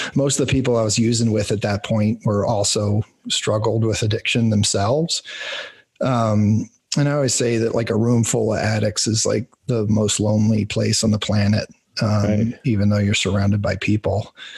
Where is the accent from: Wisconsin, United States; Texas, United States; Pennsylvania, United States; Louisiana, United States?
Pennsylvania, United States; rural; I grew up in like rural Pennsylvania farmland